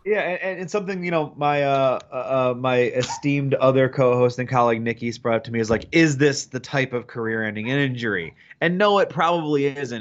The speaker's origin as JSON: {"language": "English", "town": "Detroit", "region": "Michigan", "country": "United States", "said": "I'm from Detroit"}